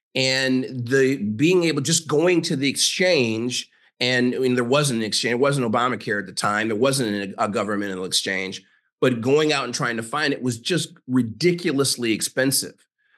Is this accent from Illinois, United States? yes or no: yes; Chicago, Illinois, United States; also born or lived in Minnesota; now in University Park, United States; I am a 57-year-old African-American. I'm from Chicago, but I live in University Park, Texas.